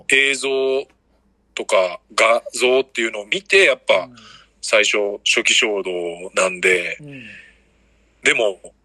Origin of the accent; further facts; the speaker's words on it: Osaka, Japan; 大阪からで